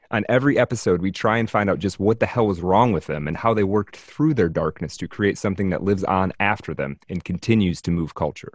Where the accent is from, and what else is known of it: United States